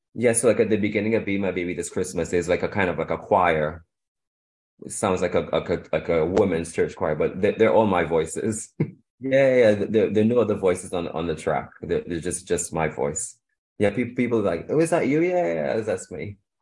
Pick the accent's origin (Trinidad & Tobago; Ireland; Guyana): Trinidad & Tobago; also born or lived in Shanghai, China / Europe; now in London, United Kingdom; I grew up in in Trinidad and Tobago. I was born there, and I I moved to London